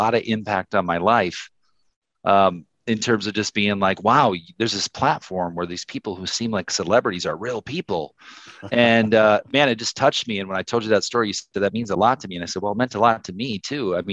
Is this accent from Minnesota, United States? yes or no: no; South Dakota, United States; also born or lived in Minneapolis; I'm from South Dakota.